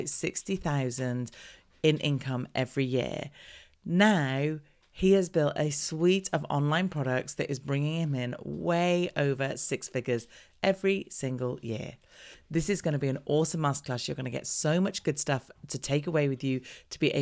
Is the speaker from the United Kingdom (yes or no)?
yes; United Kingdom; we're British